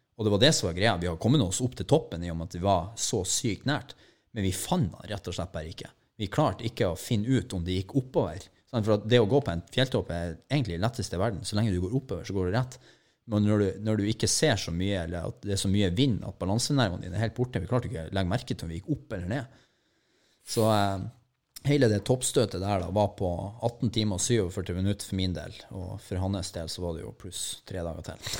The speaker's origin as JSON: {"language": "Norwegian", "town": "Mo i Rana", "region": "Nordland", "country": "Norway", "moved": "yes", "lives_now": "Oslo, Norway", "said": "jeg er bare fra Mo i Rana"}